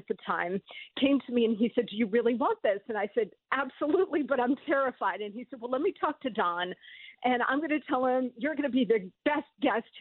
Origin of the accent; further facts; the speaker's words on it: New Jersey, United States; I grew up in New Jersey